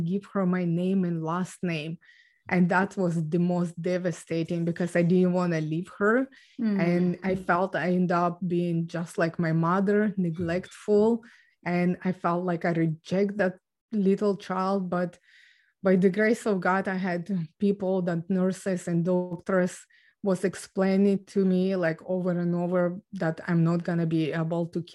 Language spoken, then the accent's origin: English; Ukraine; moved away; So I was born and raised in Ukraine